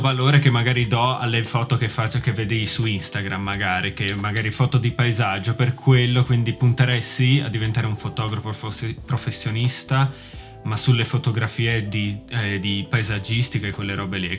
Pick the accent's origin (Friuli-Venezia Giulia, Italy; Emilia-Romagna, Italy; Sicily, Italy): Friuli-Venezia Giulia, Italy; Manzano; moved away as an adult; now in Glasgow, United Kingdom; sono originario dal Friuli di Manzano, più specificamente, però sono ormai da 5 anni più o meno che vivo a Glasgow, in Scozia.